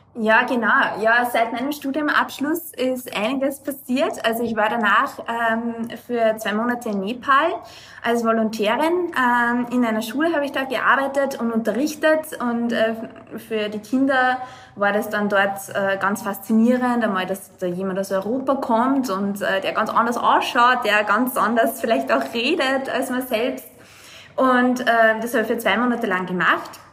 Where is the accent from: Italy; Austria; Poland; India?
Austria; Lower Austria; moved away as an adult; now in Dubai, United Arab Emirates; ich bin aus Niederösterreich, äh, bin in einem ähm, ja, 6000 äh, Einwohnerort aufgewachsen